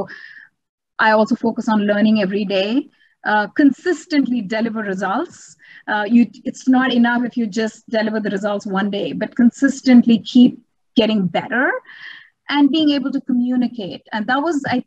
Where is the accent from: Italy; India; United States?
India; moved away as an adult; I come from India.